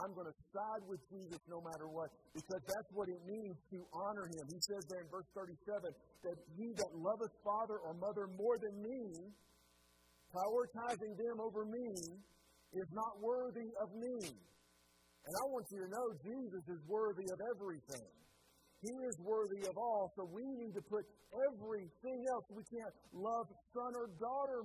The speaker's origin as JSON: {"language": "English", "country": "United States", "said": "I'm an American"}